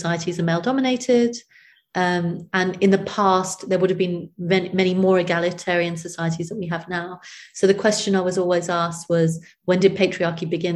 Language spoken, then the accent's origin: English; United Kingdom; also born or lived in India; I was born in Britain